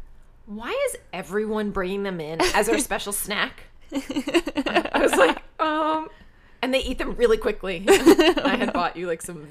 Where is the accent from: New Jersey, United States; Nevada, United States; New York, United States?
New York, United States; We didn't have Krispy Kremes growing up in New York.